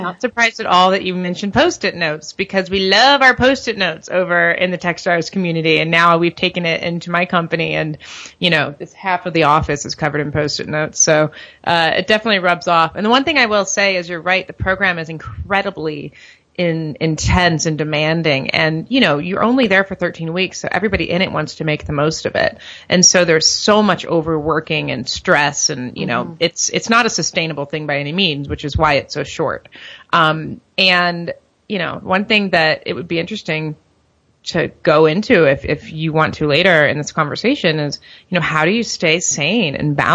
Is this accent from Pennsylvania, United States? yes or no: no; St. Louis, Missouri, United States; moved away as an adult; also born or lived in Miami, Florida; I'm originally from St. Louis, Missouri